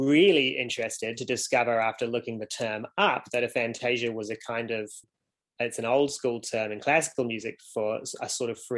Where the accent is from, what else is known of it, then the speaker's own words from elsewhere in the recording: Golden Bay, Tasman, New Zealand; now in Wellington, New Zealand; when I was growing up in Golden Bay